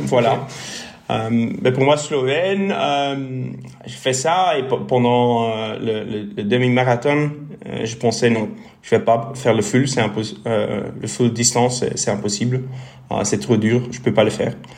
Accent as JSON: {"language": "French", "town": "Bruges", "region": "Flanders", "country": "Belgium", "also_born_or_lived": "Ghent / Brussels", "first_language": "Dutch", "second_language": "French", "moved": "as an adult", "said": "je suis flamand, alors mon français ne serait pas fait du tout."}